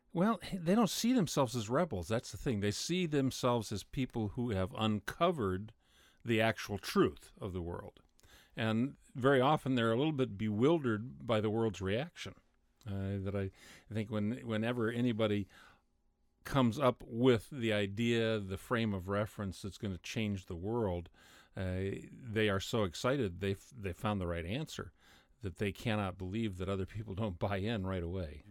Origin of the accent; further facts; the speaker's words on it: United States; I'm an American